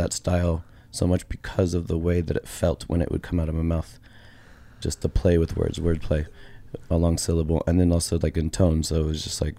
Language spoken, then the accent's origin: English; Portland, Oregon, United States; I grew up in just outside of Portland, Oregon.